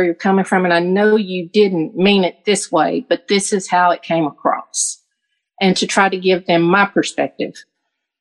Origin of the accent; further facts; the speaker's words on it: the South, United States; growing up in the South